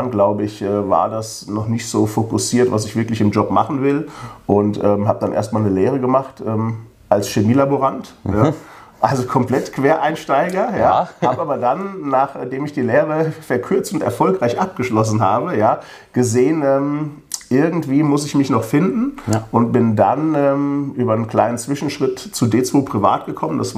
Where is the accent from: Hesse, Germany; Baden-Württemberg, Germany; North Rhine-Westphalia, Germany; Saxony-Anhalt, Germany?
Hesse, Germany; Königstein; born there; Ich bin ja hier in Königstein geboren